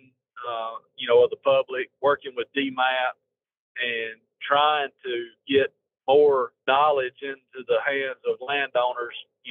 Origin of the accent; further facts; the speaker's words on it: Marshall County, Northeast Alabama, United States; I grew up in Marshall County in Northeast Alabama.